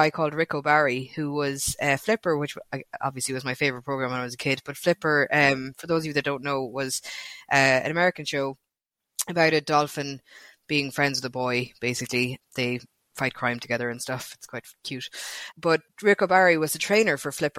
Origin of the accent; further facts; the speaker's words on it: Castlebar, Connacht, Ireland; I'm from Castlebar in Mayo